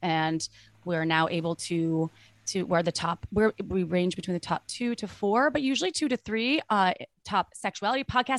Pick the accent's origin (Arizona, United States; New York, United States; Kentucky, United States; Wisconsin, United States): Wisconsin, United States; I grew up in Wisconsin.